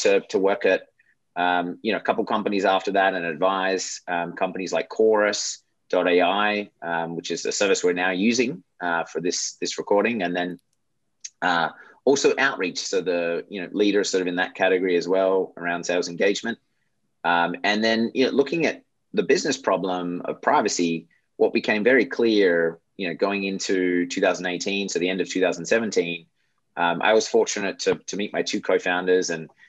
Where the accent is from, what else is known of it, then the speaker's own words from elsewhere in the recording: Australia; moved away as an adult; also born or lived in Michigan, United States / Europe / Japan / San Francisco, United States; I grew up in Australia, as you probably figured out by this point, moved to the US, after school